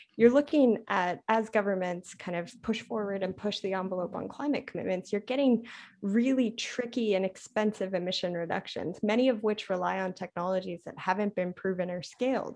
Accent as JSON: {"language": "English", "country": "Canada", "also_born_or_lived": "Ottawa, Canada", "moved": "as an adult", "lives_now": "Washington, DC, United States", "said": "as a Canadian and and living the the American experience"}